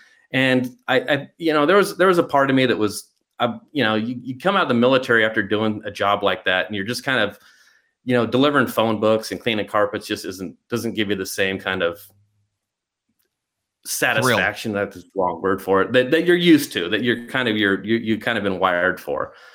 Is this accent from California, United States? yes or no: yes; Glendora, California, United States; growing up in Glendora, you know, middle class neighborhood